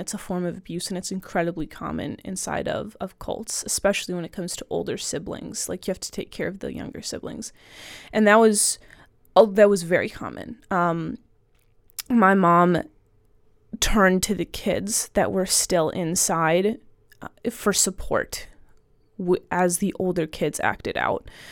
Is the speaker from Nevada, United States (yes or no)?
no; Southern Ohio, United States; I'm from Southern Ohio